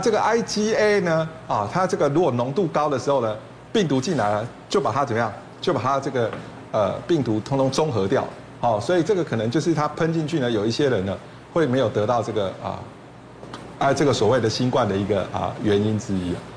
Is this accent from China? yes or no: no; Taiwan; 我们。台湾人结石第一名最多的一种